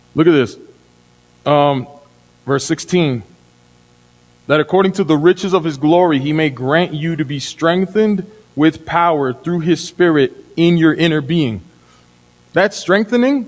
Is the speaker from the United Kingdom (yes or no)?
no; Dominican Republic; moved away; I'm from Dominican Republic. When I was a kid, we redeemed bottles. So the street I lived on, the street that my family home is on